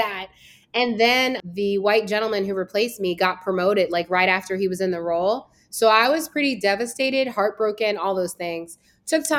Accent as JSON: {"language": "English", "town": "Woodbridge", "region": "Virginia", "country": "United States", "tie": "born or raised there", "also_born_or_lived": "Connecticut", "said": "I am from Virginia. So I grew up in Woodbridge, Virginia, which is like, it's about 30, 40 minutes from DC."}